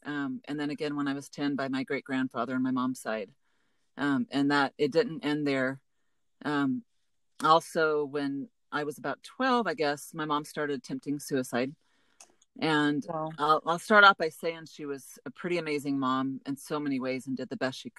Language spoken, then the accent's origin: English; Baton Rouge, Louisiana, United States; born there; now in Santa Rosa Beach, United States; I was born in Baton Rouge, but not really from anywhere, as I've lived in many different homes and places in my life.